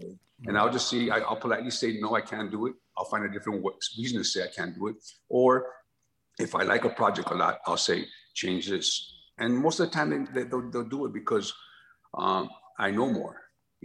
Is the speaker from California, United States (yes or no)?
yes; Los Angeles, California, United States; born or raised there; also born or lived in San Antonio, Texas